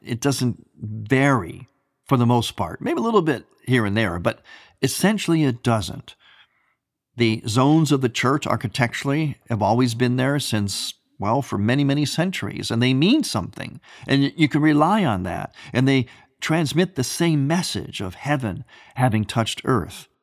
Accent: United States; having been born and raised in America

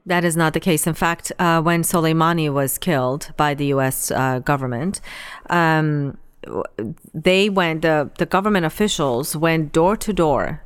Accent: Iran; moved away; I was born and raised in Iran

